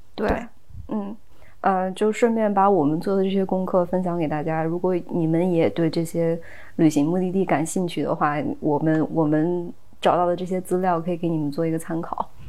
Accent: China; 我们中国人

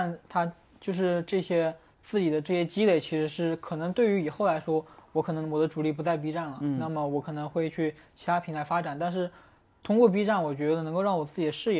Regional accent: Hunan, China; 咱俩都是湖南的，

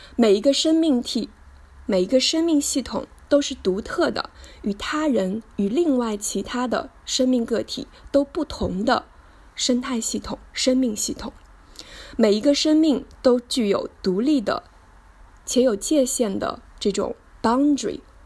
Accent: Hangzhou, Zhejiang, China; 一九八八年的六月，我出生在浙江省杭州市，美丽的杭州西子湖畔吴山脚下，度过了我的童年、小学和初中生涯

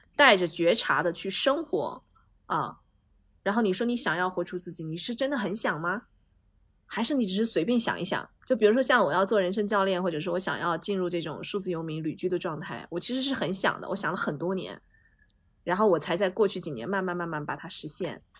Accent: Fujian, China; moved away; 我在老家的时候，我们是，我是福建的一个很小的一个小城市，然后我去那小城市里面学街舞

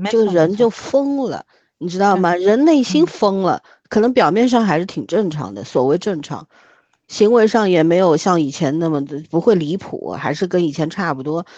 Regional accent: China; 我是中国人，这是我的国家

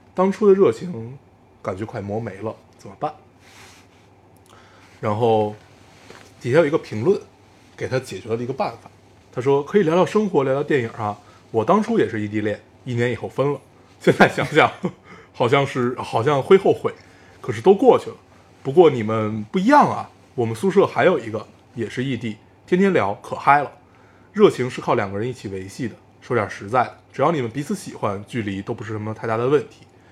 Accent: Beijing, China; 我们所有上过的学校全部都在海淀

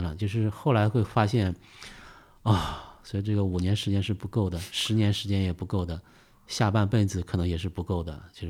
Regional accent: Beijing, China; 我说不，我们来自北京

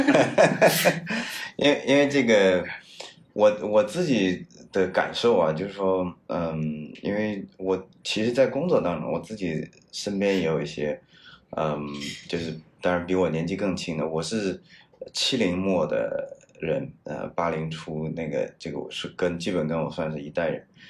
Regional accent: Henan, China; moved away; also born or lived in United States; 我是河南人

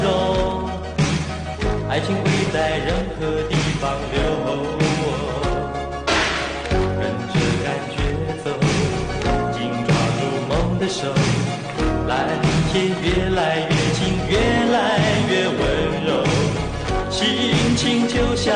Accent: Taiwan

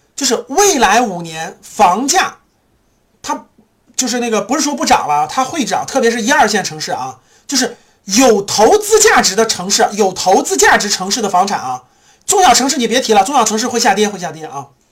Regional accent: China; 我们中国人

